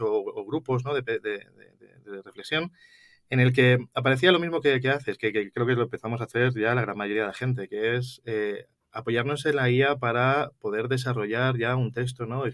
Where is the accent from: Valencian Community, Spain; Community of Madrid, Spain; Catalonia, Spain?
Community of Madrid, Spain; Madrid; yo soy originario de Madrid, soy lo que se llama eh, un, gato